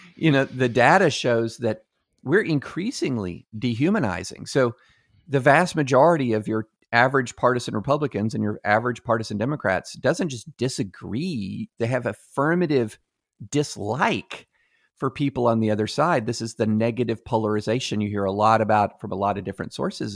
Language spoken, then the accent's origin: English; Kentucky, United States; I'm growing up in Kentucky